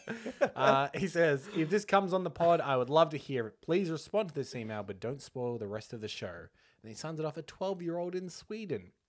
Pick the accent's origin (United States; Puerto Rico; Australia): Australia; accent: Australian; we, we're, we're Australian, if the, uh, nasally accents didn't give that away